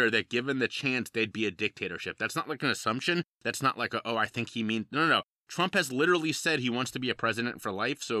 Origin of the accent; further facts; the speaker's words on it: Cincinnati, Ohio, United States; I'm from Cincinnati, Ohio, over here in the States, and growing up in a really fantastic environment